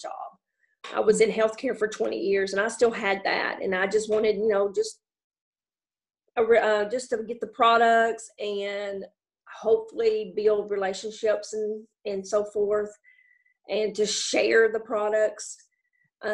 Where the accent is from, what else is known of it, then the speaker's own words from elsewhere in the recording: Jackson, Tennessee, United States; now in Toone, United States; I was born and raised in Jackson, Tennessee, about 40 minutes